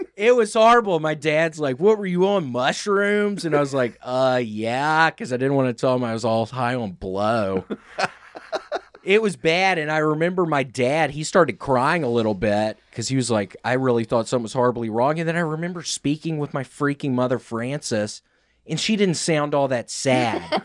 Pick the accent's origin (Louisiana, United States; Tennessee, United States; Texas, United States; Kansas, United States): Tennessee, United States; Memphis; moved away as an adult; also born or lived in New York; when I moved back to Memphis from New York